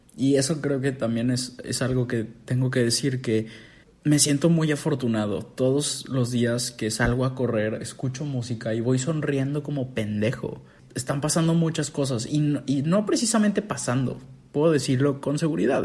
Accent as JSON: {"language": "Spanish", "country": "Mexico"}